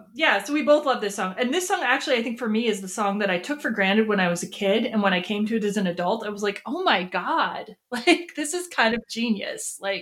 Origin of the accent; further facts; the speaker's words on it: Wisconsin, United States; But like Wisconsin, you know, when I was growing up, it was very different from like Iowa in like the early 1900s.